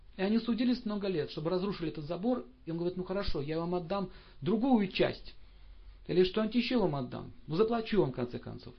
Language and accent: Russian; Saint Petersburg, Russia; я родился в Ленинграде